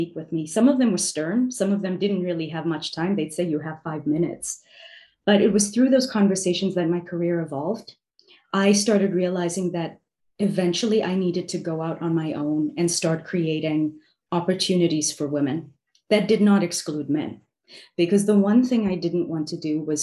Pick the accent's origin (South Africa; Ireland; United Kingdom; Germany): South Africa; now in New York City, United States; growing up in South Africa